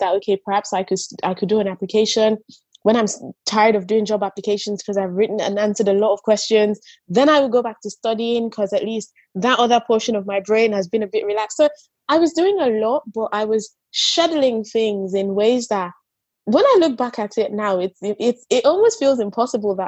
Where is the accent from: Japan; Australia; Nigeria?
Nigeria; I grew up in Nigeria